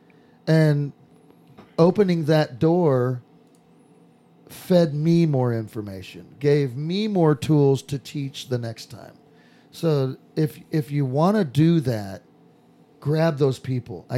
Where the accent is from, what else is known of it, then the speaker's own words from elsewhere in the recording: Southern California, United States; moved away; I'm from Southern California